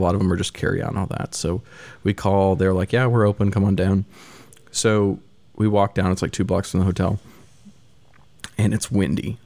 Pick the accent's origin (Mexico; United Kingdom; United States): United States; Missouri; I grew up in Missouri, middle of the country.